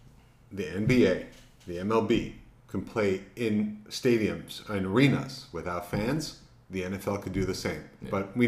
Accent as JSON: {"language": "English", "town": "Montreal", "region": "Quebec", "country": "Canada", "tie": "born or raised there", "said": "growing up in Montreal, Canada. So we grew up with a lot of great greats playing the game."}